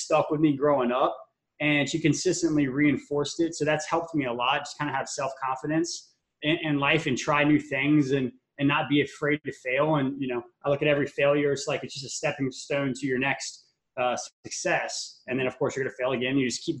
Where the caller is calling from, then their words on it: Tampa, Florida, United States; I'm calling in from Tampa, Florida right now. Usually I say sunny Tampa, Florida, but it's been raining like every day.